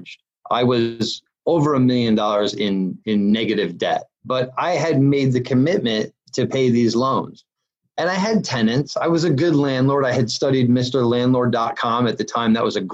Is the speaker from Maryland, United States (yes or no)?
no; Massachusetts, United States; moved away; I'm Northeast. I'm from the Northeast. I'm New England. I'm from Massachusetts. We have a reputation back there.